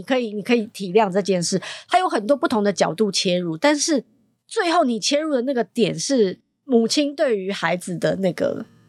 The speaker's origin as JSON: {"language": "Chinese", "country": "Taiwan", "tie": "born or raised there", "also_born_or_lived": "Hong Kong (family background)", "said": "我是一个香港背景，但是在嗯。台湾长大的女生"}